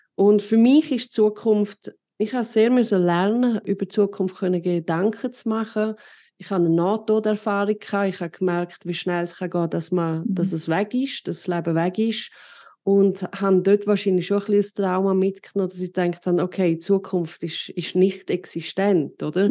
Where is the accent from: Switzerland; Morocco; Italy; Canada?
Switzerland; bei uns in der Schweiz